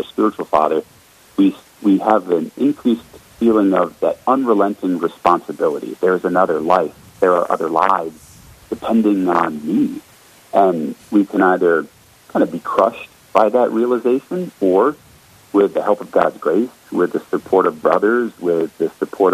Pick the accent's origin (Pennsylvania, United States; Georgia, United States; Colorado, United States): Colorado, United States; also born or lived in Florida; But I was born in Florida, and when I was three, we moved up to Colorado, so not quite a native, but darn close. And growing up in Colorado